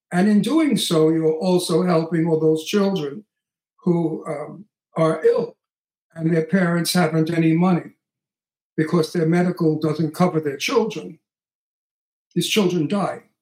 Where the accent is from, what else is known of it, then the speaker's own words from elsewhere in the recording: Texas, United States; I'm from Texas, and we do everything big in Texas, really big in Texas.